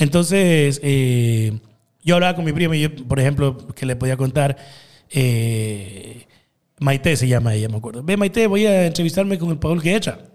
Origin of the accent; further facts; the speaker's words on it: Guayaquil, Guayas, Ecuador; yo soy guayaco, pata al suelo. Yo soy acá mapacingueño. Yo nací en Mapacingue Después me crié en Bellavista